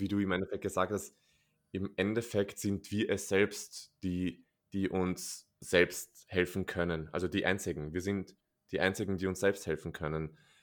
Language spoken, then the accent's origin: German; Austria; bei uns in Österreich